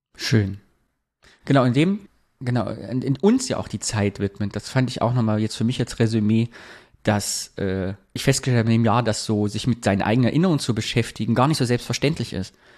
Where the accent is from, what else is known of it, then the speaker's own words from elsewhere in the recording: Thuringia, Germany; moved away; nach Thüringen zurückzugehen